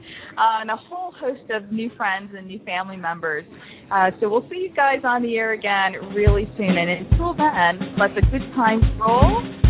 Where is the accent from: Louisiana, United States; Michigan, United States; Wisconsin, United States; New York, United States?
Michigan, United States; Detroit; moved away; I want the Detroit Lions, and they're so badly I can taste it. That's my my hometown.